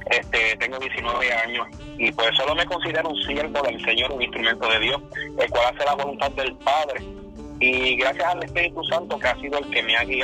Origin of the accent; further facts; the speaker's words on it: central Puerto Rico, Puerto Rico; now in United States; de nacionalidad, perdón, este, somos de Puerto Rico, este, somos del centro del corazón de la isla, habituado Puerto Rico. Y solamente llevamos 10 años por acá en en Estados Unidos